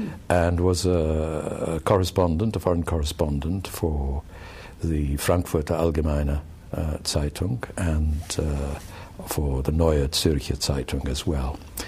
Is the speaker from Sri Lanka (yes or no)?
no; Pakistan; also born or lived in Saudi Arabia / India; Well, I was born in Saudi Arabia, actually, because my mother comes from there, and my parents moved when I was a couple of years old to India and then eventually to Pakistan. Mm-hmm. So I was raised both in India and in Pakistan.